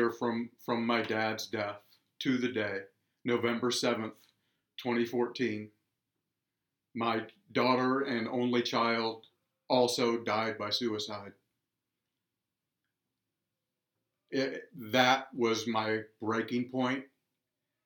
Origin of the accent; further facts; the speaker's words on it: Virginia, United States; moved away as an adult; now in Quad Cities, United States; I'm originally from Virginia, and about 10 years ago, I ended up in the Quad Cities and have made a home out of it.